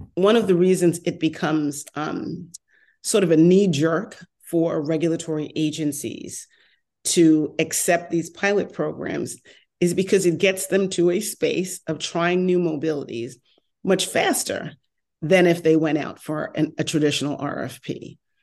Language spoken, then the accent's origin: English; New York, United States; accent: New York; moved away as an adult; also born or lived in New Jersey / Washington, D.C.; now in Los Angeles, United States; I lived in New York for a long time, born and raised